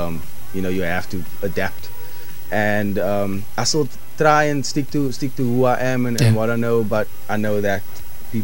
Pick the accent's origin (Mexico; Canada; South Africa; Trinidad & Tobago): South Africa; You know, a lot of people actually don't know that I was from South Africa.